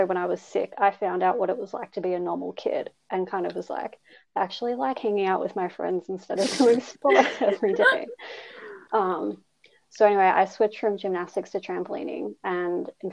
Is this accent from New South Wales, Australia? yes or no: no; Melbourne, Victoria, Australia; I grew up in Melbourne, Australia, same as Eliza and Sarah